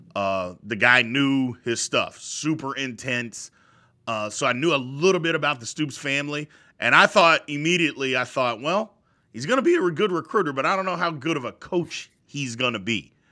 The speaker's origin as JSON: {"language": "English", "town": "Jeffersonville", "region": "Indiana", "country": "United States", "tie": "born or raised there", "also_born_or_lived": "Louisville, Kentucky", "said": "I was born in Louisville. My whole family lived there. Uh, I lived in, it's cities, Jeffersonville"}